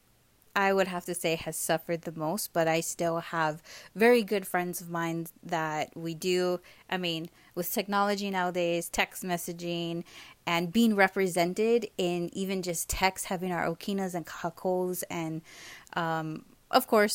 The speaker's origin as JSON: {"language": "English", "region": "Hawaii", "country": "United States", "tie": "born or raised there", "moved": "as an adult", "said": "growing up in Hawaii"}